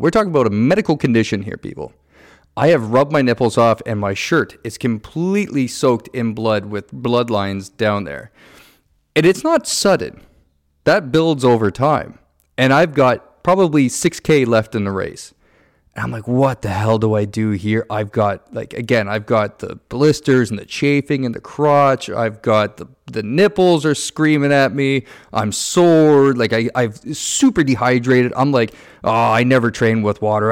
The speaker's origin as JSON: {"language": "English", "area": "Niagara", "region": "Ontario", "country": "Canada", "tie": "born or raised there", "said": "I grew up in Niagara"}